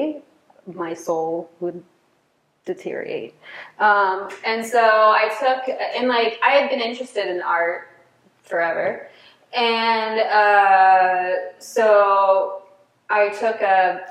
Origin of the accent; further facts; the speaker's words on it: Mars, Pennsylvania, United States; moved away; also born or lived in Bloomsburg, Pennsylvania; Growing up in Mars was just like, I don't know, it's kind of like a redneck area